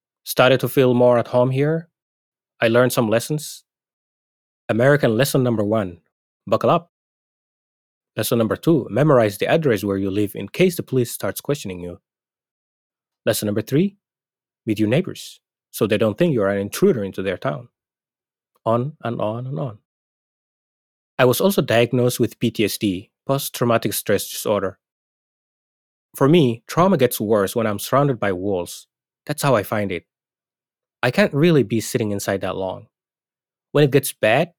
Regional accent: Somalia; moved away as an adult; now in Maine, United States; I still say I'm from Somalia

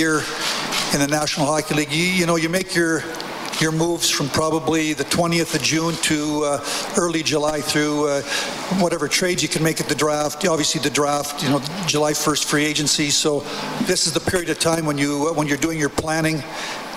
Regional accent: Vernon, British Columbia, Canada; also born or lived in Medicine Hat, Alberta; I'm a Western Canadian boy. I was born in Vernon, British Columbia

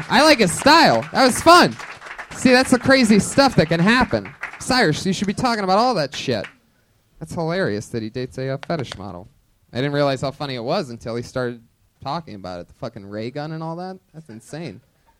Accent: New York, United States; moved away as an adult; now in Los Angeles, United States

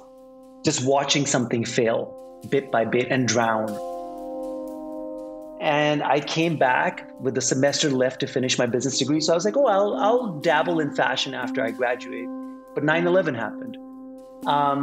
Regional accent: Pakistan; now in New York, United States; I am originally from Pakistan

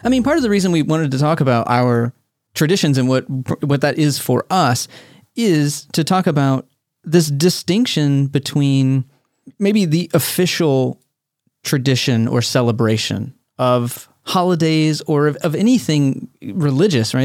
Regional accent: Texas, United States; I grew up in Texas.

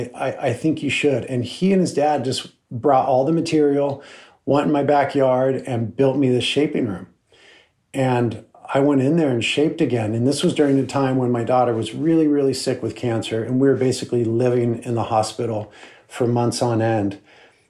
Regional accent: Santa Barbara, California, United States; here in my hometown

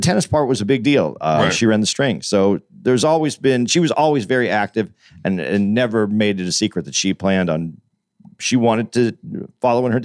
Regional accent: Phoenix, Arizona, United States; now in New York, United States; I'm from Phoenix

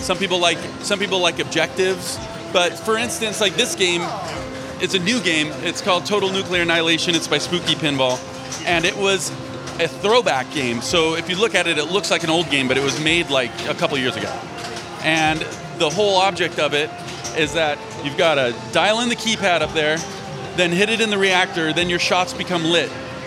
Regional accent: Southern California, United States; moved away; also born or lived in Oregon; I grew up in Southern California, moved to Oregon for about 15 years

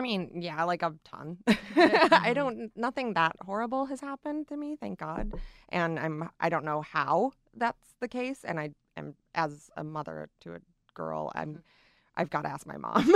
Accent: Michigan, United States; moved away; my hometown in Michigan

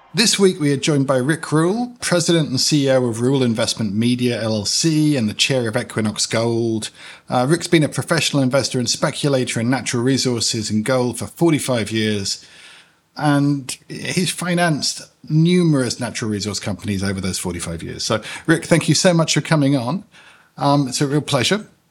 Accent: United Kingdom; now in United States; I'm a British citizen, but I live in the United States.

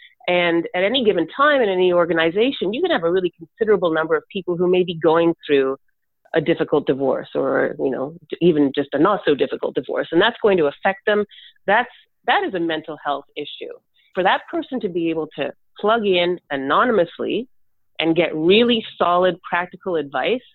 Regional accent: Canada; me as a Canadian

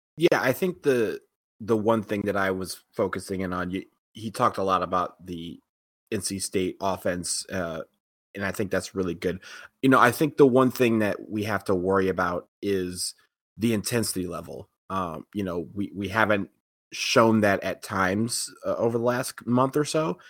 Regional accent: Detroit, Michigan, United States; moved away; my hometown

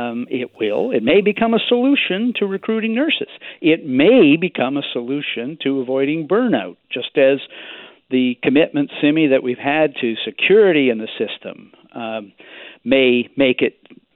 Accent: British Columbia, Canada; as British Columbians

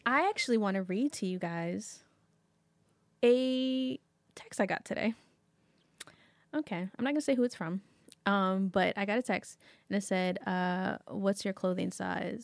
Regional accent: New York, United States; as a New Yorker.

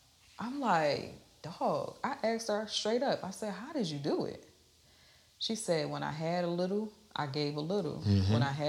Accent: New Jersey, United States; And so I'm from New Jersey, and our passion looked like you look like you want to fight, right?

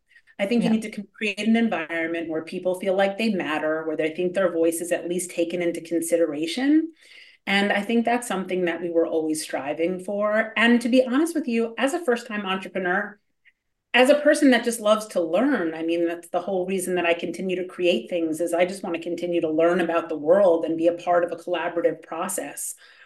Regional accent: Hollywood, California, United States; For me, I grew up in Hollywood, so it was sort of a war of attrition.

